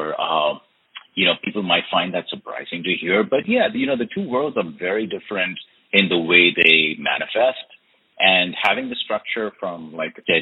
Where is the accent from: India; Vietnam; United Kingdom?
India; moved away as an adult; now in United States; I've been born and raised in India. I've spent the last 27 years in the United States.